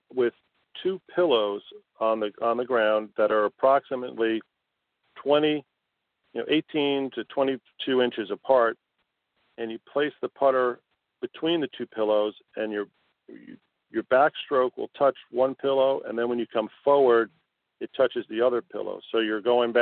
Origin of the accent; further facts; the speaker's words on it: Connecticut, United States; now in South Florida, United States; I grew up in Connecticut, and I played all my high school and amateur golf up in Connecticut